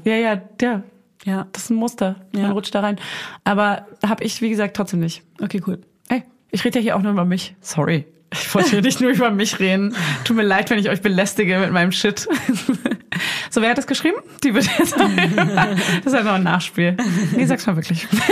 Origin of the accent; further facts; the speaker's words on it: Berlin, Germany; Also Berlin ist meine Heimat